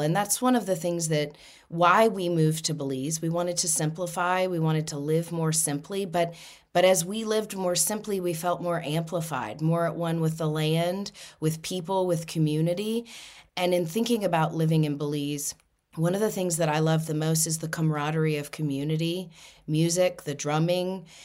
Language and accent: English; Louisiana, United States; moved away; I'm originally from Louisiana